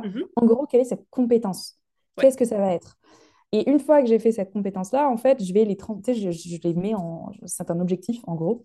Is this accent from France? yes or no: yes; Lyon, Auvergne-Rhône-Alpes, France; now in United Kingdom; je viens de Lyon en France et j'habite au Royaume-Uni